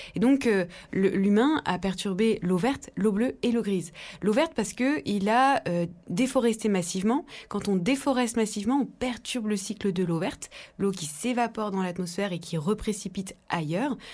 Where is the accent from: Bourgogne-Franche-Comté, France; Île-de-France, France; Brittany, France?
Bourgogne-Franche-Comté, France; Dijon; depuis ma, tendre enfance en Bourgogne, en Côte d'Or, j'ai grandi à Dijon